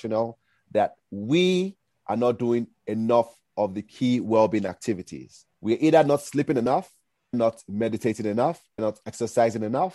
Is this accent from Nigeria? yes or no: yes; Nigeria; moved away; also born or lived in United States; I'm originally Nigerian